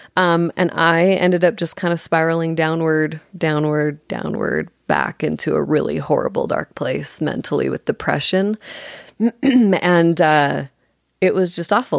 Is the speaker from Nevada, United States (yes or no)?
yes; Las Vegas, Nevada, United States; I'm actually originally from, born and raised in Las Vegas, the real Las Vegas